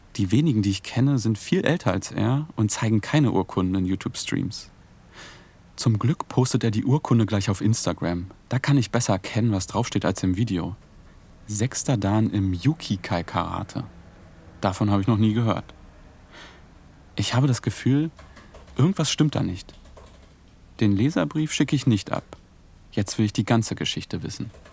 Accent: Altlandsberg, Brandenburg, Germany; Ich bin hier aufgewachsen, im Nachbarort Neuenhagen zur Schule gegangen.

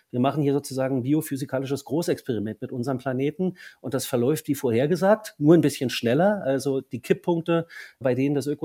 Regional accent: East Germany, Germany; Natürlich habe ich als Ostdeutscher vor allem aber auch die Erfahrung, wie von heute auf morgen alles ganz anders werden kann?

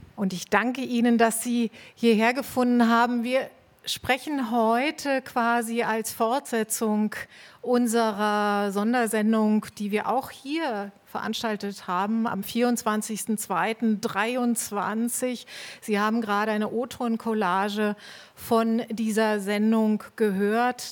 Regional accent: East Germany, Germany; Wir sind beide in der DDR aufgewachsen

